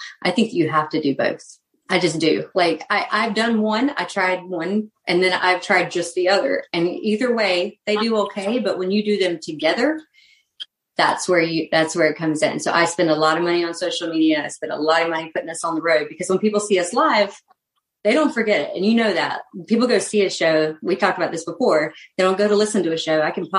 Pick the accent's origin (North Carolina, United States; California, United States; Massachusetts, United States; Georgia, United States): North Carolina, United States; North Carolina.